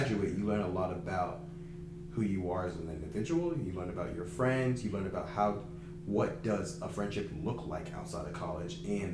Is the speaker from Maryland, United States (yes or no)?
no; Georgia, United States; now in Atlanta, United States; I moved to a new city, Atlanta, but like I mean I'm from Georgia